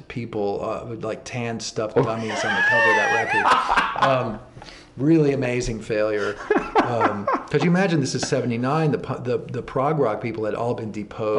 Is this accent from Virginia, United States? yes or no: no; Los Angeles, California, United States; I'm from Los Angeles, so this was a Los Angeles story.